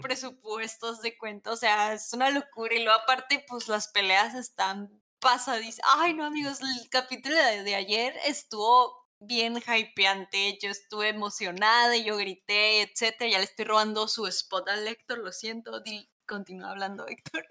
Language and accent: Spanish; Mexico; somos mexicanos